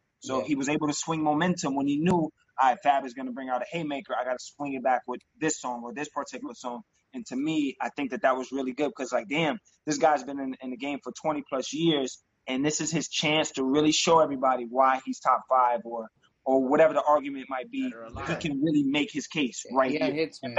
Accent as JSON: {"language": "English", "town": "New York City", "region": "New York", "country": "United States", "tie": "born or raised there", "said": "we grew up in New York City."}